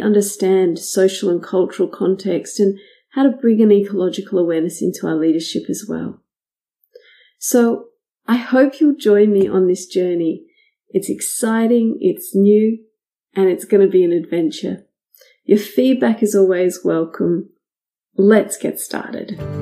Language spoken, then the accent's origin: English; Australia; my home country in Australia